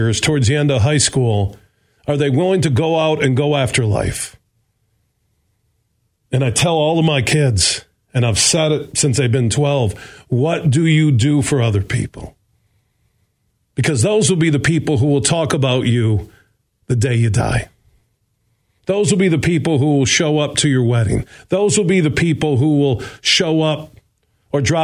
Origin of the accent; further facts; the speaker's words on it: Burton Heights, Sparta, Michigan, United States; I moved from Burton Heights to Sparta, Michigan